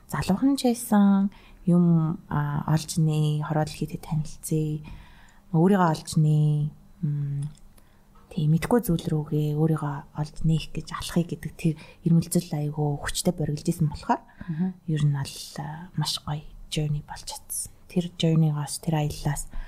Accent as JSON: {"language": "Mongolian", "country": "Mongolia", "said": "би Монголоос ирсэн."}